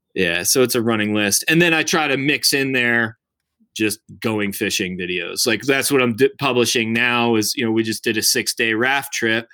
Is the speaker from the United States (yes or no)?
yes; outside of Baltimore, Maryland, United States; moved away as an adult; also born or lived in Colorado; I grew up in Maryland, uh, outside of Baltimore.